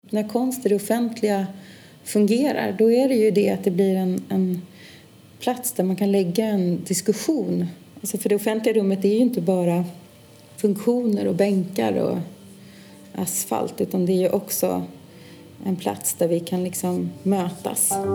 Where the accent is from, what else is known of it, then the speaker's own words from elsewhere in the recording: Stockholm, Stockholm County, Sweden; född och uppvuxen i Stockholm och är också verksam här.